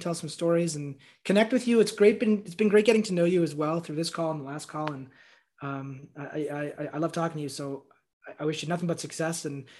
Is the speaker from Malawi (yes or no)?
no; Montreal, Quebec, Canada; born there; I was born in Montreal and in Quebec, there's a lot of Dannys with one N.